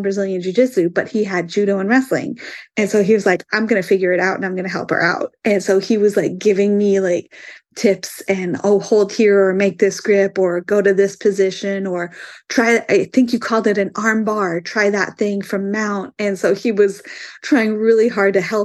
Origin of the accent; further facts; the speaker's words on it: Indiana, United States; I'm from Indiana